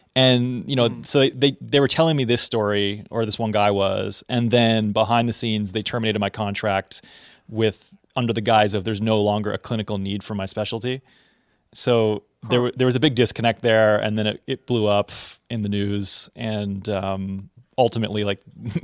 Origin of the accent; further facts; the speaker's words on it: Newfoundland and Labrador, Canada; also born or lived in Texas, United States; I grew up in Texas as well as Canada and Newfoundland. Mm-hmm. So I've sort of been straddling the border.